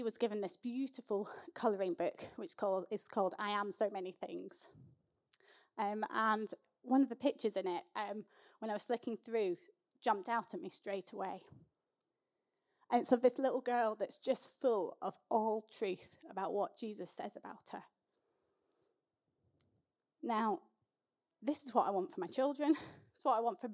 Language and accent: English; Scotland, United Kingdom; I grew up in the Scottish Episcopal Church, which is the Scottish version of the Church of England.